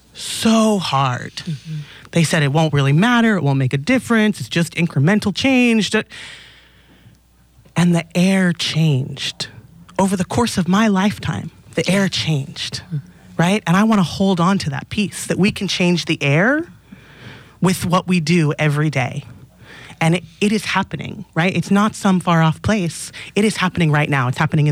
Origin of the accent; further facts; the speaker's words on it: Los Angeles, California, United States; now in Oakland, United States; I grew up in Los Angeles